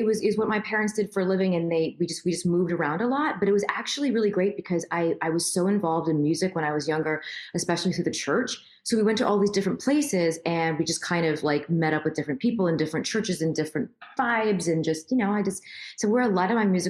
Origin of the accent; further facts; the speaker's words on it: Queens, New York, United States; So I was born in Queens, but I'm New York.